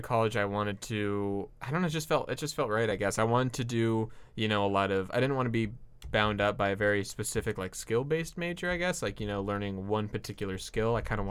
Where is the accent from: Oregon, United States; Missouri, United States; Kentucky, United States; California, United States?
California, United States; Fullerton; In Fullerton.